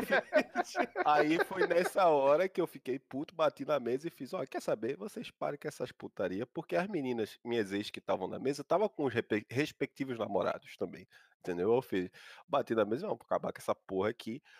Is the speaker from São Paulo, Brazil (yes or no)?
no; Paulista, Pernambuco, Brazil; ela foi morar onde eu fui nascido e criado, lá no Beira-Mala, no Janga, Paulista, Pernambuco